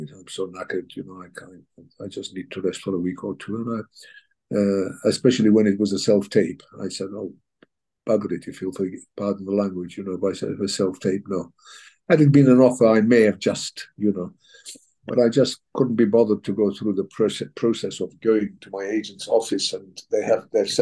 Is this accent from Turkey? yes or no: yes; Turkey; also born or lived in England; now in United Kingdom; I was born in Turkey, so I'm also a Turkish citizen